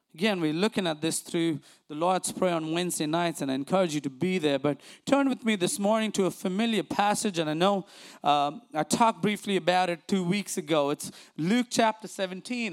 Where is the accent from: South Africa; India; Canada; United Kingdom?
India; now in United States; growing up in India